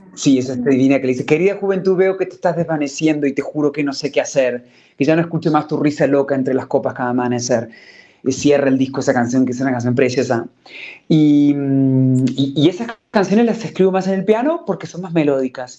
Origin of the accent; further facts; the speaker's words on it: Córdoba, Argentina; moved away as an adult; also born or lived in Buenos Aires, Argentina / Mexico; now in Madrid, Spain; yo nací en Córdoba y me fui a los 18, me fui a Buenos Aires.